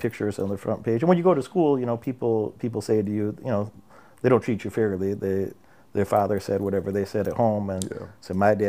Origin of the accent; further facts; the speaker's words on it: Illinois, United States; Central Illinois.